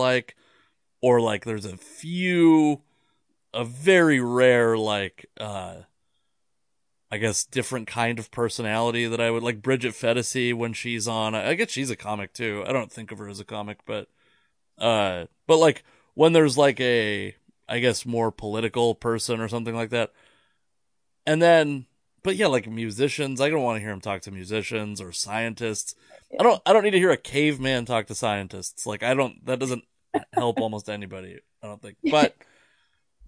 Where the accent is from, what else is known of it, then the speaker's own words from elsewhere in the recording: Fife, Washington, United States; I grew up in Fife.